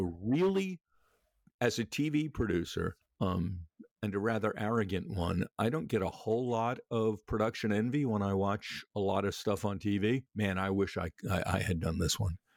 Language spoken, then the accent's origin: English; New York City, New York, United States; I was born in Flushing, it was Jewish at the time